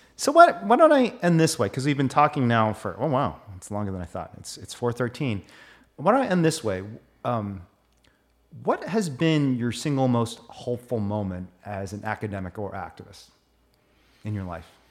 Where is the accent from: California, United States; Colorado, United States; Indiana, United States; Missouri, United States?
Indiana, United States; I grew up in Indiana.